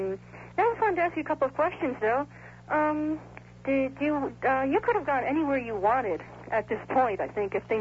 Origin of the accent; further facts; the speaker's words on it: New York, United States; moved away; I was from New York myself.